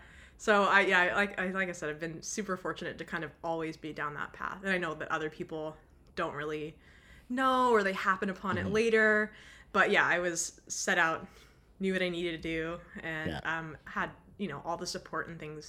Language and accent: English; Los Angeles, California, United States; also born or lived in Costa Rica / England; now in Abbotsford, Canada; So I'm originally from Los Angeles. I've moved around a little bit, lived in Costa Rica, I've lived in England, and I currently live in BC, Abbotsford, Canada